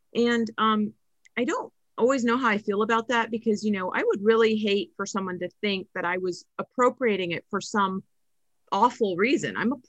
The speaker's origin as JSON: {"language": "English", "country": "Philippines", "said": "I've always had the explaining why … because I'm Filipino"}